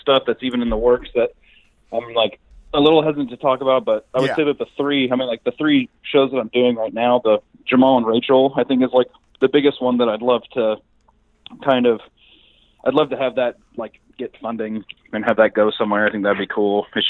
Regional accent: Kansas City, Missouri, United States; Kansas City, Missouri.

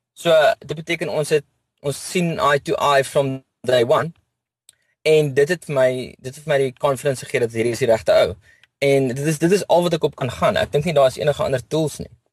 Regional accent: Bloemfontein, Free State, South Africa; now in Cape Town, South Africa; Ek is oorspronklik van Bloemfontein af.

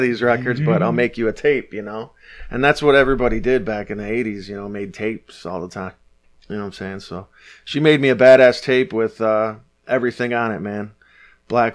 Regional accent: Detroit, Michigan, United States; But I grew up in Detroit. I grew up at 6 Mile

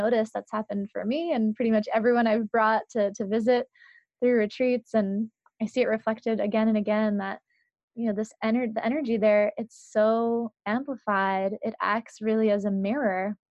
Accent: San Francisco, California, United States; also born or lived in New England; I grew up in parts of New England and then mostly in San Francisco, in the middle of the city

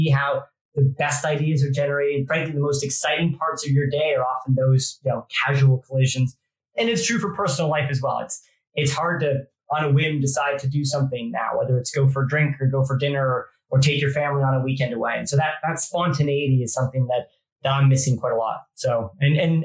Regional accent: Canada; moved away as an adult; now in United Kingdom; I grew up in Canada

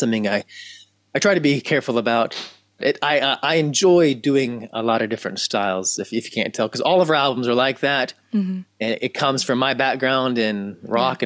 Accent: Memphis, Tennessee, United States; have born and raised in Memphis, Tennessee

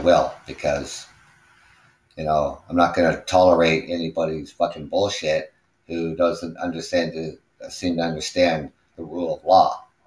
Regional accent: Canada; also born or lived in Ontario; I'm Canadian. I live out here in Ontario

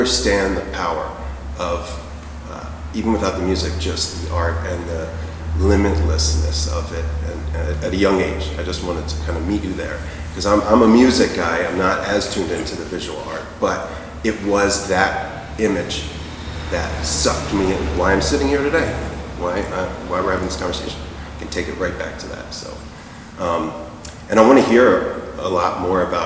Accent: New Jersey, United States; also born or lived in Vermont; I'm from South Jersey

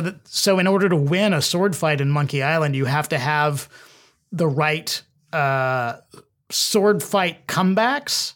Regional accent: Edmond, Oklahoma, United States; I'm from Oklahoma, um, uh, Edmond, Oklahoma, uh, which is just north of Oklahoma City, and we had um, a two-story house

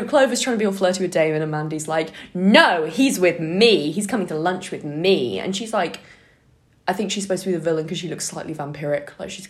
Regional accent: Worcester, West Midlands, United Kingdom; someone who's from my hometown yesterday, and I was like, what's the news from Worcester?

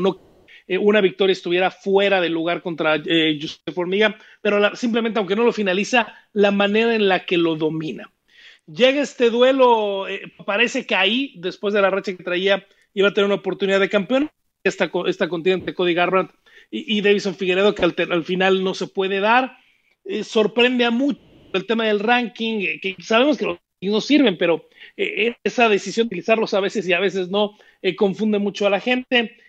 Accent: Mexico; no lo digo como mexicano

